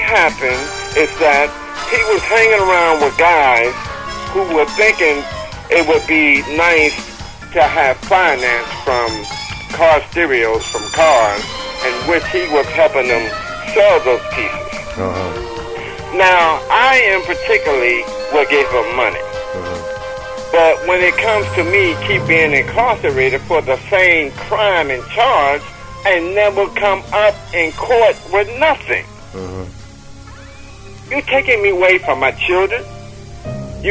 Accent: New Jersey, United States; moved away as an adult; also born or lived in Virginia; I was born in Virginia, but I was raised in New Jersey

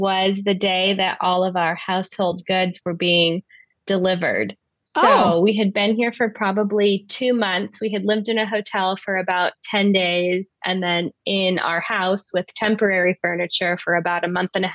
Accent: Southern California, United States; moved away as an adult; also born or lived in Southwestern Germany; now in Germany; I'm originally from Southern California, but I'm currently living in Southwestern Germany

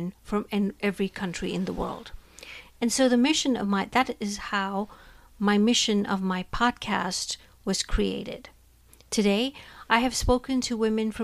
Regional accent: India; moved away as an adult; now in United States; I was born and raised in India and now have lived in the United States longer than I was in my home country.

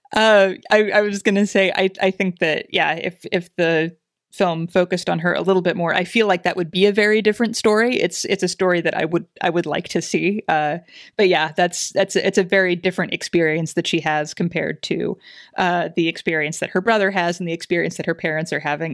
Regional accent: Southeast Kansas, United States; grew up in Southeast Kansas, not far from Arkansas

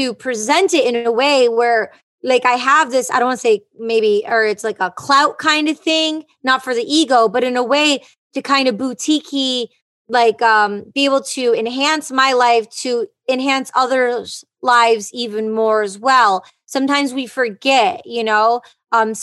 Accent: Detroit, Michigan, United States; moved away as an adult; I am from Detroit, Michigan

